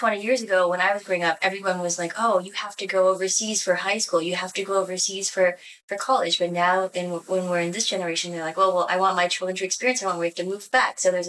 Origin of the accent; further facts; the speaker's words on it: Canada; now in Taiwan; I'm from my background being half-breed, growing up in Canada.